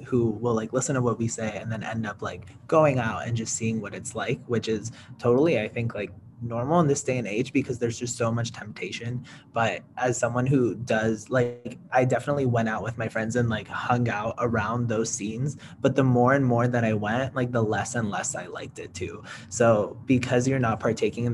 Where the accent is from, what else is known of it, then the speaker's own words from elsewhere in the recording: California, United States; I'm from California